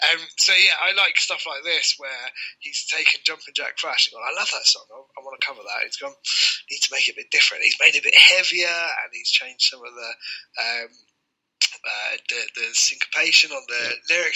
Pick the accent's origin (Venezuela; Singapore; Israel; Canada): Canada